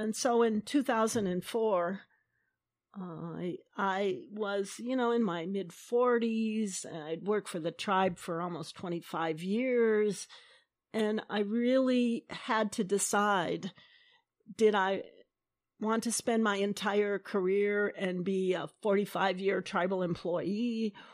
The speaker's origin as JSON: {"language": "English", "country": "United States", "said": "we as, um, Salish people"}